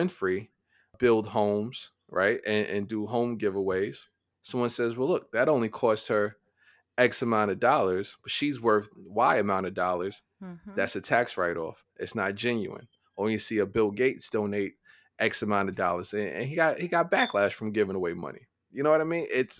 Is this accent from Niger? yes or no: yes; Niger; I grew up in Niger.